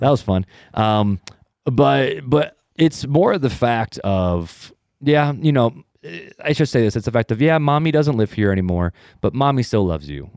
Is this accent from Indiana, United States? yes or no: yes; Hammond, Indiana, United States; also born or lived in Highland, Indiana; I'm originally from Northwest Indiana, um, from the armpit